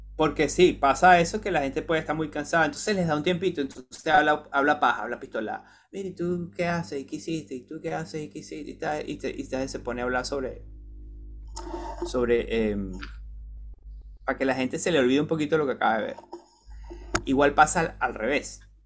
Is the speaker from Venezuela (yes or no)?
yes; Venezuela; moved away as an adult; cuando yo me fui de Venezuela